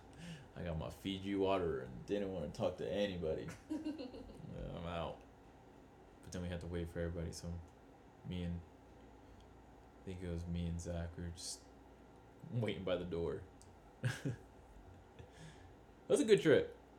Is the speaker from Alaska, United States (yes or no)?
no; Utah, United States; We're from Utah.